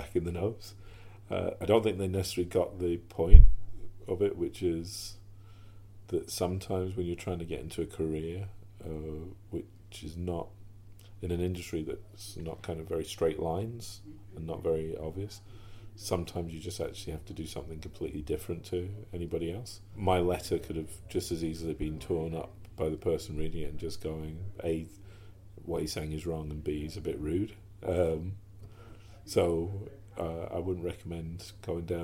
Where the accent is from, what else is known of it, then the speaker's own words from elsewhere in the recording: United Kingdom; also born or lived in New York; being a British person and working for the NFL